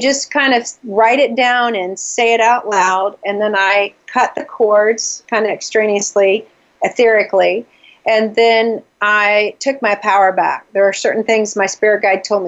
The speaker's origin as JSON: {"language": "English", "region": "the South", "country": "United States", "also_born_or_lived": "Atlanta, Georgia", "moved": "as an adult", "lives_now": "New England, United States", "said": "because I'm from the South, I always pick on my accent."}